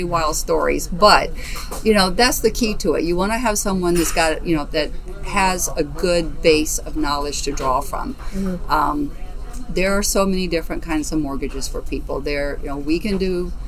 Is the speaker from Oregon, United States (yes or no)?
no; Alabama, United States; also born or lived in Southwest Florida; now in Naples, United States; I am originally from Alabama. I have been in Southwest Florida since 1981